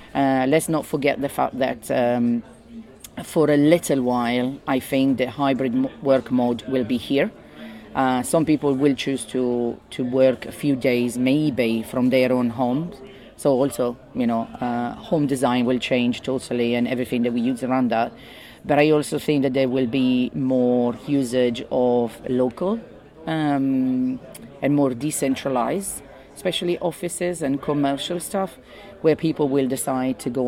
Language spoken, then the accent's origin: English; northern Italy, Italy; English is a second language; moved away as an adult; now in London, United Kingdom; I'm originally from Italy, north of Italy, but I've been living in London for 20 years